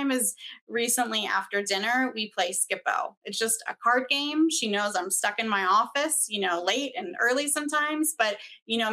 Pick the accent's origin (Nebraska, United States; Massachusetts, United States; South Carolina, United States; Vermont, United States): Massachusetts, United States; near Boston, MA, East Coast; moved away as an adult; also born or lived in Washington, District of Columbia, United States; now in Denver, United States; I grew up on the East Coast where school goes to end of June